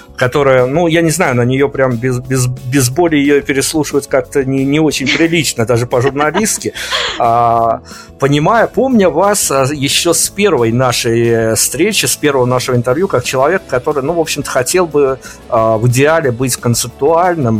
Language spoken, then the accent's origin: Russian; Belarus; у меня, как у журналиста белорусского